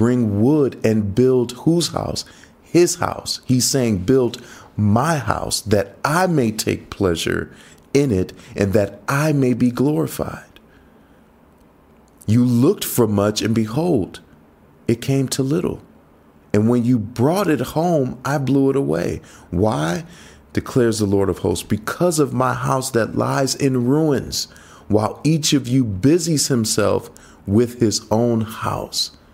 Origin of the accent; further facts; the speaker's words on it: United States; moved away; growing up in the States